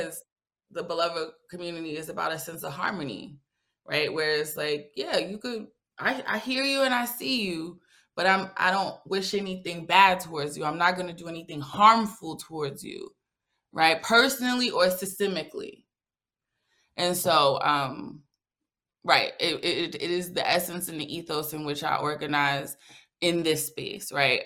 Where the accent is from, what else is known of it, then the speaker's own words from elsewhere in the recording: New York City, New York, United States; now in Atlanta, United States; Born and raised in the Bronx, currently resides in Atlanta, Georgia